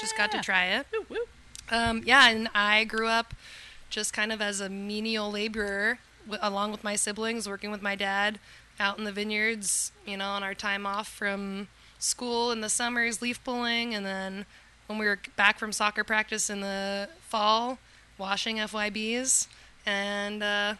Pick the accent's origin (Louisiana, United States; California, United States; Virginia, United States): Virginia, United States; Western; moved away; I grew up in Virginia, on a farm, winery, and vineyard out in the mountains. Well, in between the mountains of the Blue Ridge and Appalachian Mountains, Western Virginia. My family has a winery and vineyard there